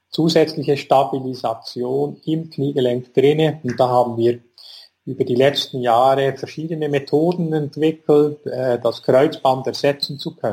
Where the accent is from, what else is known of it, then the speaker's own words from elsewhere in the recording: Bern, Switzerland; ich komme aus Bern, bin hier an der Sonnenhofklinik tätig